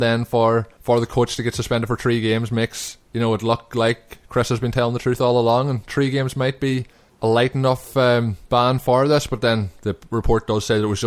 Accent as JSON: {"language": "English", "country": "Ireland", "said": "we're also from Ireland"}